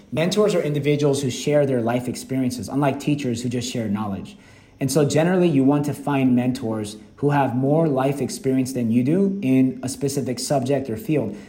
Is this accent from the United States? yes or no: yes; Atlanta, Georgia, United States; English is a second language; moved away as an adult; also born or lived in Seoul, South Korea; now in Vietnam; growing up in Atlanta, Georgia